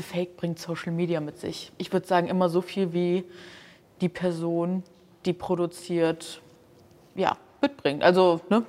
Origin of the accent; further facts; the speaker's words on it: Hamburg, Germany; ich komme aus Hamburg